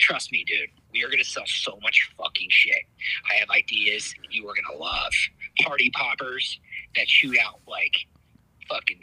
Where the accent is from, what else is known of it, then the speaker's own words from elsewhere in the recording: Indiana, United States; moved away; I fucking grew up in Indiana